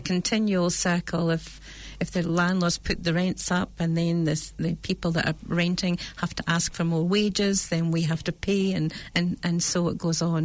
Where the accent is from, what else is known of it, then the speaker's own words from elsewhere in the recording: United Kingdom; accent: British; now in New Zealand; you can hear my accent from, from mm-hmm. Britain